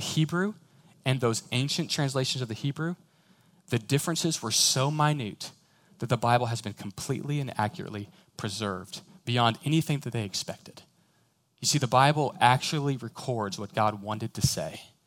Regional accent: Houston, Texas, United States; I'm from Houston

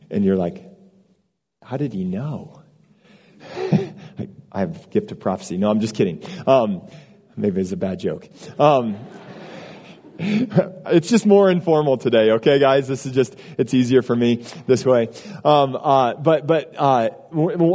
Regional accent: Iowa, United States; moved away as an adult; now in Austin, United States; I grew up in a small town in Iowa

